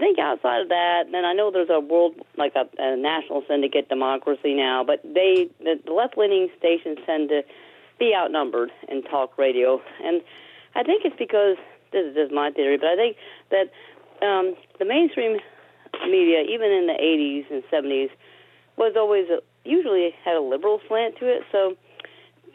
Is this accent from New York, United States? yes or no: yes; New York City, New York, United States; now in Bedford, Indiana, United States; when I was growing up in Brooklyn